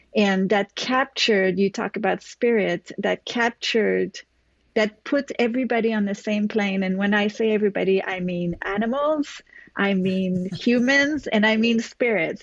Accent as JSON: {"language": "English", "town": "Montreal", "region": "Quebec", "country": "Canada", "tie": "born or raised there", "moved": "yes", "lives_now": "New York, United States", "said": "I'm originally from Canada"}